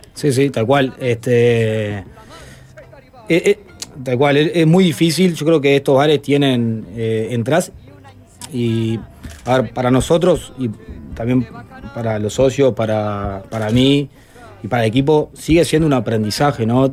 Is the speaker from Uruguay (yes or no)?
yes; Montevideo, Uruguay; yo me crié en La Teja, hasta los 21 años vivía ahí